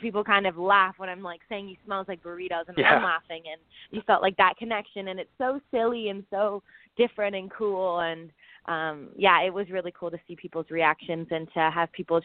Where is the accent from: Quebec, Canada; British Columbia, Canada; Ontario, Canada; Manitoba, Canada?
British Columbia, Canada; Vancouver; I grew up in Vancouver. I grew up on the ocean